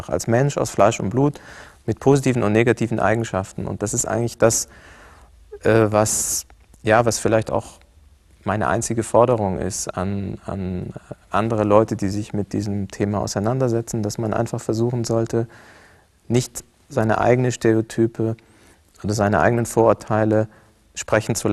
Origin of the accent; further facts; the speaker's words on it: Cairo, Cairo Governorate, Egypt; das Bild, äh, mit dem ich auch groß geworden bin in Kairo, ist ein ganz anderes Bild vom Islam.